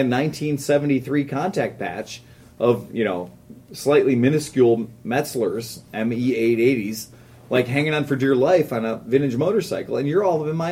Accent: Ohio, United States; we're from Ohio, the land of Black Cat, Phantom, fireworks

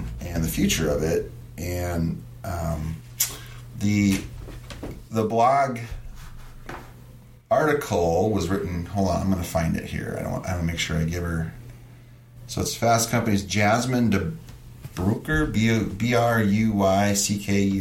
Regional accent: Stearns County, Minnesota, United States; accent: Stearns County; my Stearns County accent

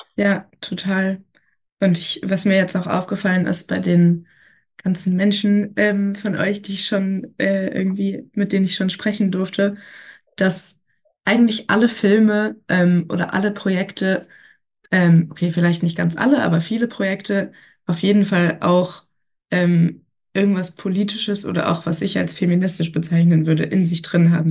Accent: Berlin, Germany; ich komme auch aus Berlin

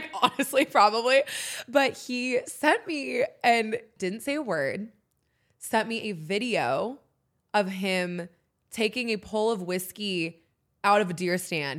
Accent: San Diego, California, United States; moved away as an adult; also born or lived in Oxford, Mississippi; now in Nashville, United States; I had an amazing life growing up in San Diego

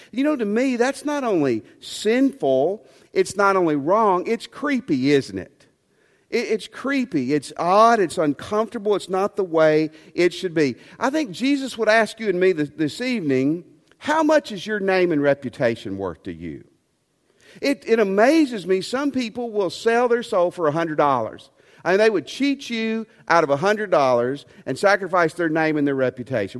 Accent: West Tennessee, United States; I grew up in West Tennessee

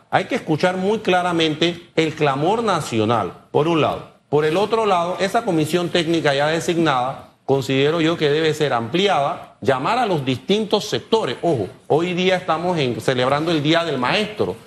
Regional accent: Panama

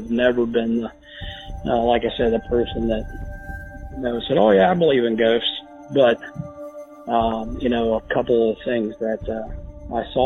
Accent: Clermont County, Ohio, United States; I grew up in Claremont County

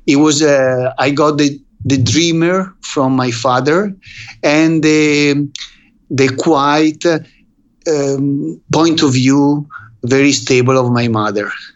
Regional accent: Verona, Veneto, Italy; English is a second language; now in Vicenza, Italy; I was raised in Verona during the crisis of the 70s

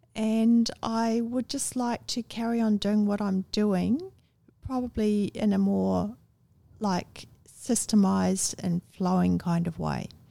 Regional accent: Wellington, New Zealand; also born or lived in Masterton, New Zealand; now in Australia; I was born in Masterton

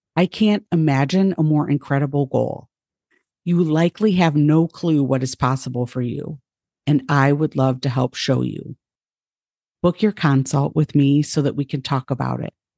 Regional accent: United States; now in Ohio, United States; I was born white in the United States in a middle class family

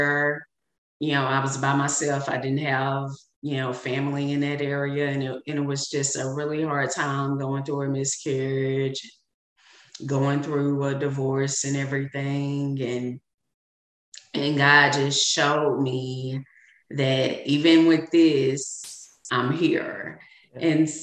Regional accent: Arkansas, United States; I'm a Southern woman. I'm from Arkansas.

